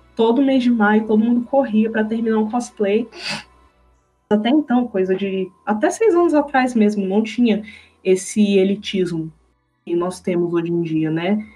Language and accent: Portuguese; Brasília, Federal District, Brazil; aqui na minha cidade, Brasília, né, eu sou de Brasília